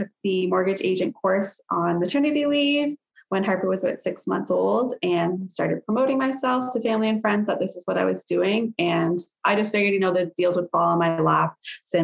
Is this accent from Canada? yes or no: yes; Sarnia, Ontario, Canada; So I was born and raised in Sarnia, Ontario. Still live here